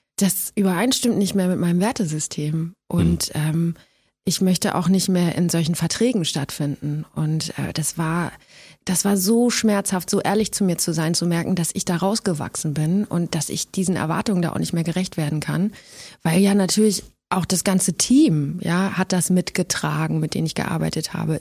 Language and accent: German; Gifhorn, Lower Saxony, Germany; moved away; in Gifhorn bin, in meiner alten Heimat